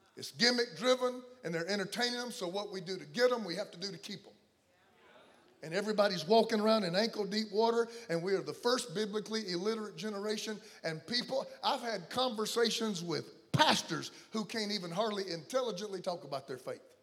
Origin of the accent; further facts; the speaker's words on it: the South, United States; I come from the South